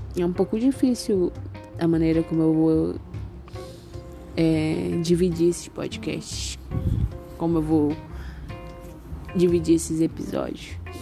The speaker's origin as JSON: {"language": "Portuguese", "town": "Macapá", "region": "Amapá", "country": "Brazil", "said": "sou de Macapá e moro em Macapá."}